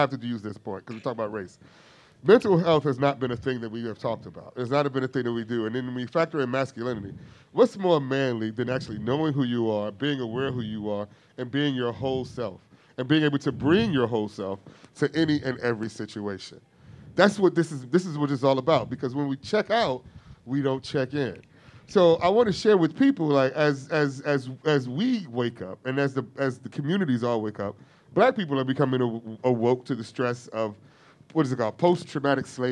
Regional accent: Gary, Indiana, United States; I grew up in Gary, Indiana

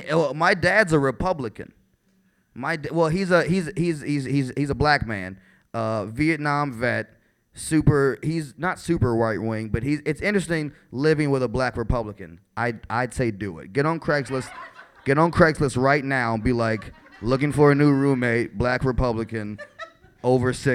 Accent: Chicago, Illinois, United States; I'm from the South Side of Chicago.

